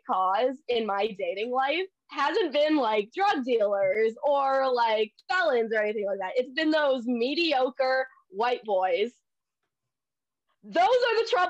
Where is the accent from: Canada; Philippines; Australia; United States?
Philippines; I'm Filipino.